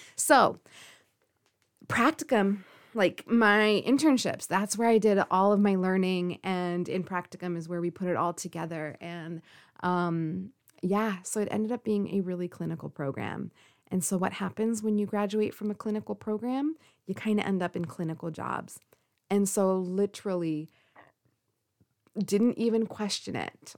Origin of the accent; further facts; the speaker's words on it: California, United States; also born or lived in Forest Grove, Oregon; I live on the West Coast. In particular, you know, I'm from California.